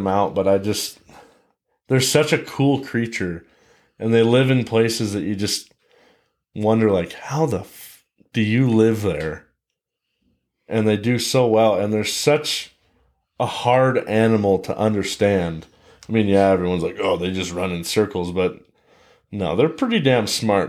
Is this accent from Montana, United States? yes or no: yes; Billings, Montana, United States; So I am a native Montanan. I was born in Billings, been living here my entire life, all 23 years of it.